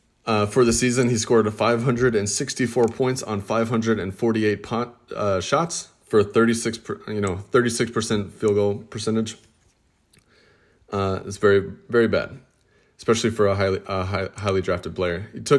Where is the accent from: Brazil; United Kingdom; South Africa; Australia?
Australia; But with Australia, being Australian, and with Australia having a pretty strong NBA card collecting community